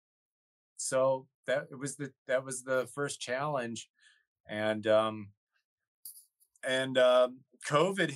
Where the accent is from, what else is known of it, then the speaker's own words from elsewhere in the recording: Kenosha, Wisconsin, United States; I was right in between Chicago and Milwaukee